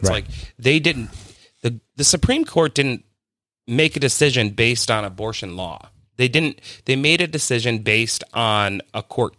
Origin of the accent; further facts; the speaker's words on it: New York, United States; my vote doesn't really matter. I'm from New York.